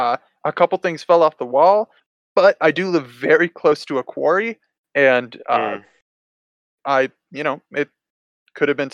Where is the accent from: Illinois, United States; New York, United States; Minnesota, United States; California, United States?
Illinois, United States; Dixon; moved away as an adult; back home, back to my hometown here in Dixon, Illinois